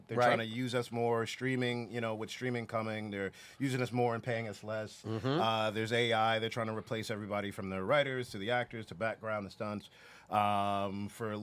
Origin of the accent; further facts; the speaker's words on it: New York City, New York, United States; moved away; also born or lived in Los Angeles; I'm from New York